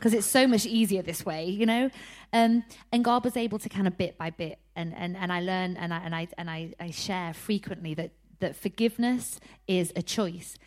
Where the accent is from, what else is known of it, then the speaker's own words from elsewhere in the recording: Harrogate, Yorkshire and the Humber, United Kingdom; I'm from Harrogate in North Yorkshire, um, and honestly, growing up was quite tough.